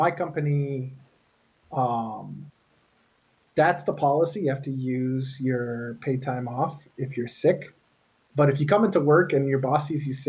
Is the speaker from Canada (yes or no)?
yes; Canada; when I was a kid and I grew up in Canada.